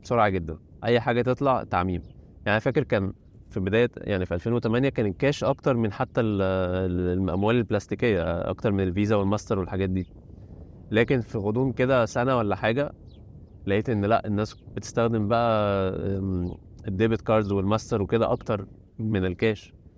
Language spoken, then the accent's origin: Arabic; Egypt; moved away as an adult; now in China; عندنا في مصر